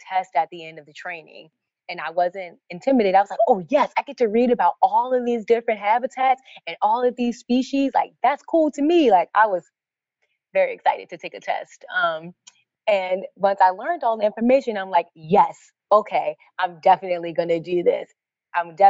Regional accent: Baltimore, Maryland, United States; I grew up in Baltimore. This is where I live now.

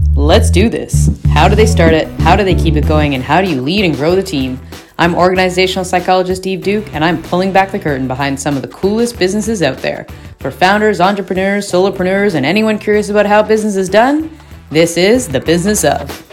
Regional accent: Muskoka, Ontario, Canada; where I grew up in Muskoka, it was the Norwood Cinema.

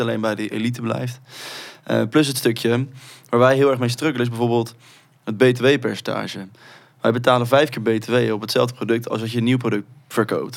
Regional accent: Rotterdam, South Holland, Netherlands; wij komen uit Rotterdam, dat is de armste, armste gemeente van Nederland

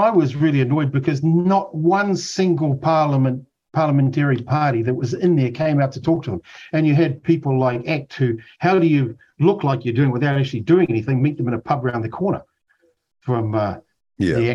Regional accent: Otago, New Zealand; Look, I grew up in Otago. I can't stand the way that a lot of the working people are treated unfairly.

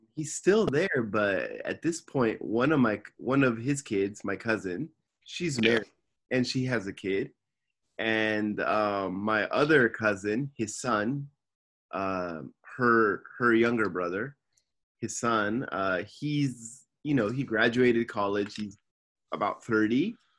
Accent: Simi Valley, California, United States; now in Tokyo, Japan; I'm from Simi Valley, California, and I'm living in Tokyo, Japan now.

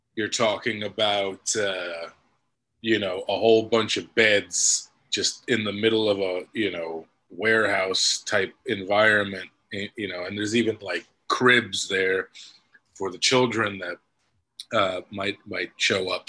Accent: New York, United States; I'm from New York. I grew up a Yankees fan

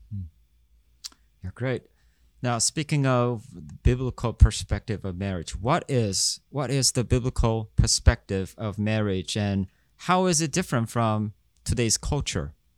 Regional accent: South Korea; I'm from South Korea

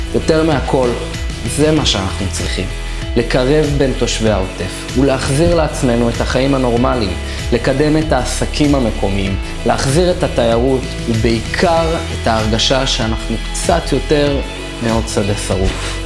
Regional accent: Gaza envelope, Southern District, Israel; תושב ויליד עוטף עזה

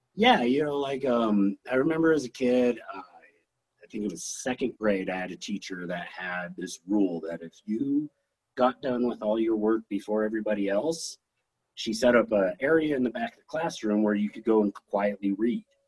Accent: Hanna, Wyoming, United States; also born or lived in Laramie, Wyoming; for grade school era, like uh, first through sixth grade, I lived up in Hanna, Wyoming.

